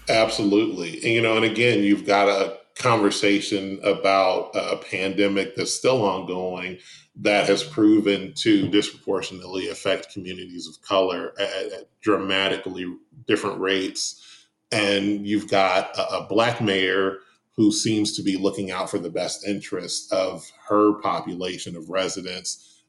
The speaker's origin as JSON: {"language": "English", "town": "Detroit", "region": "Michigan", "country": "United States", "tie": "born or raised there", "moved": "yes", "lives_now": "Atlanta, United States", "said": "I grew up in Detroit"}